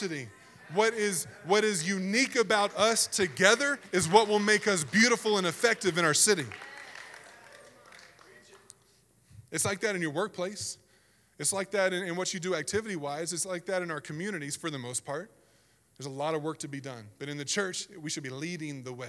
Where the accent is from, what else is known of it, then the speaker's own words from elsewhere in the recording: the South, United States; moved away; I grew up in the South, and it was different over there